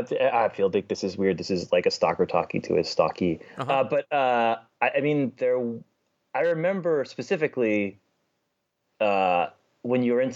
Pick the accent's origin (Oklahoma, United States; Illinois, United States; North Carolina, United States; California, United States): California, United States; Los Angeles; I grew up where the 405 meets the 10, if you're from LA.